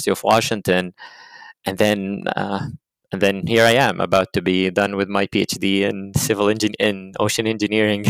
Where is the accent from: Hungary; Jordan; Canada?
Jordan; moved away as an adult; now in United States; I came from Jordan. Jordan is in the Middle East